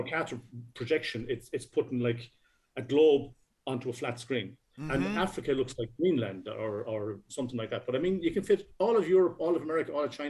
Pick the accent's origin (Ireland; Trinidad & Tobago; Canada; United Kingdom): Ireland; Castlebar, Connacht; I was born in Castlebar on the West Coast.